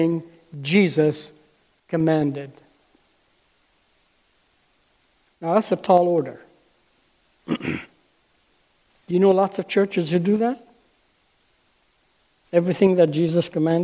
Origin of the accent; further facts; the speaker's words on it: Lebanon; moved away; I grew up in Lebanon, some of you may know, and left school when I was 12